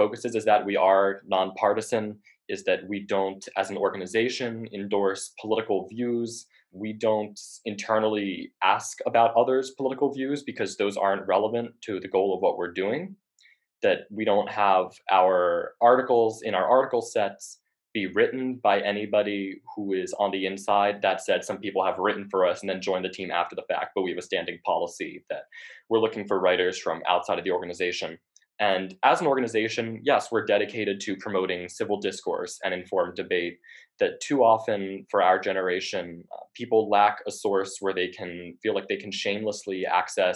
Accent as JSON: {"language": "English", "region": "Connecticut", "country": "United States", "said": "I'm from Connecticut"}